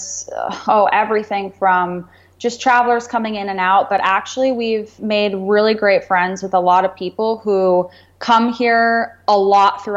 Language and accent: English; Florida, United States; moved away as an adult; now in Playa del Carmen, Mexico; we're from Florida